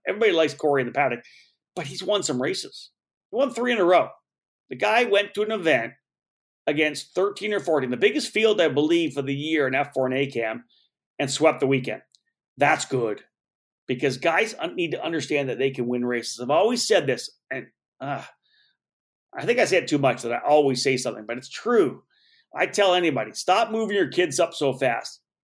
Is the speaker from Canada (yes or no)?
yes; Canada; I'm Canadian, and I cheered for the Leafs